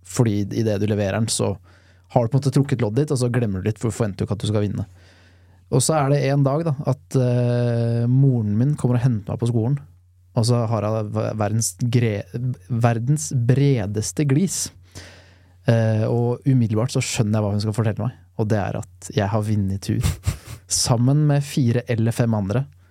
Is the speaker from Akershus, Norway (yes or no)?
yes; Lørenskog, Akershus, Norway; Da er jeg ti år gammel. Og jeg mener og erindrer at jeg sitter rundt frokostbordet hjemme i Lørenskog